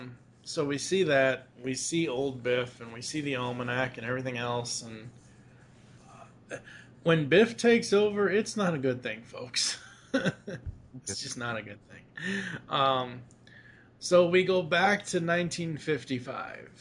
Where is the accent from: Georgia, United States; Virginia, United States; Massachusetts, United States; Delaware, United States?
Massachusetts, United States; Kingston; I was born and raised in Massachusetts